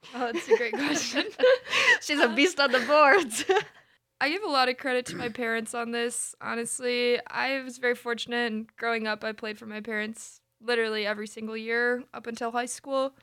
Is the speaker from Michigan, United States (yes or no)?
yes; DeWitt, Michigan, United States; I'm from DeWitt, Michigan.